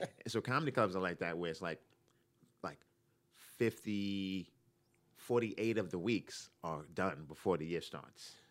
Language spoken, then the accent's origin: English; New York, United States; moved away as an adult; also born or lived in Boston; now in Los Angeles, United States; I'm from New York originally, from Brooklyn